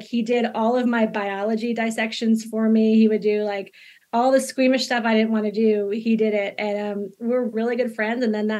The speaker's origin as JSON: {"language": "English", "region": "Rhode Island", "country": "United States", "tie": "born or raised there", "moved": "as an adult", "lives_now": "North Carolina, United States", "said": "I grew up in Rhode Island and loved it."}